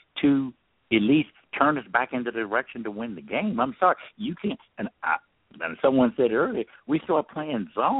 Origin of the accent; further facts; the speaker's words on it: Florida, United States; now in California, United States; I grew up in Florida